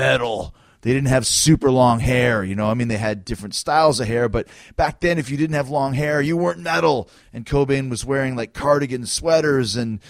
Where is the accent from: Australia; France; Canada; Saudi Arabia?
Canada; I'm from Canada